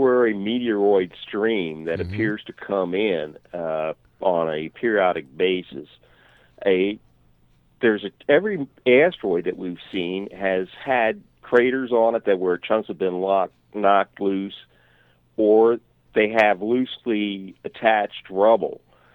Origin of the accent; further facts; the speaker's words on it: Canada; as a Canadian